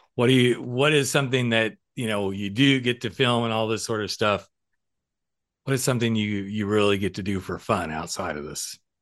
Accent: the South, United States; I grew up in the South

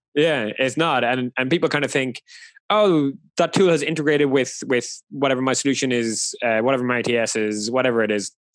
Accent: Ireland; I'm Irish, so it's a nice throwback to Ireland.

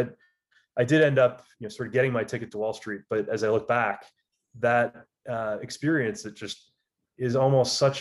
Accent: Michigan, United States; moved away as an adult; Grew up, born and raised in Michigan, played a lot of tennis as a kid.

